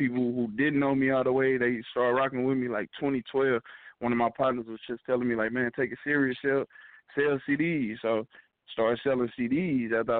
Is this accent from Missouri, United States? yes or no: yes; St. Louis, Missouri, United States; I'm from St. Louis.